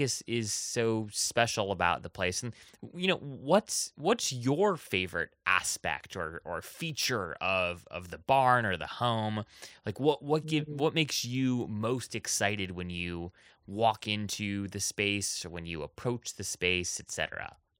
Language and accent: English; Oahu, Hawaii, United States; I was actually born and raised in Hawaii on the island of Oahu